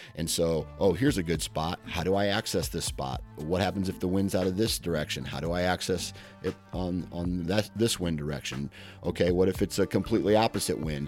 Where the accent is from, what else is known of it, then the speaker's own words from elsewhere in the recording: Iowa, United States; I'm from Iowa